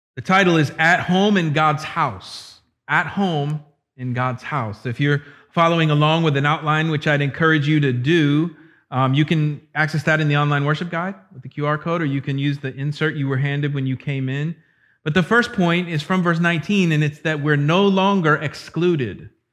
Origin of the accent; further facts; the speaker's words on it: Florida, United States; my hometown in Florida